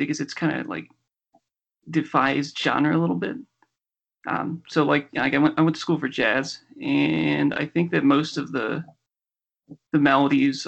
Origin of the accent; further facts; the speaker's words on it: Philadelphia, Pennsylvania, United States; now in Denver, United States; I am from Philadelphia, and I live in Denver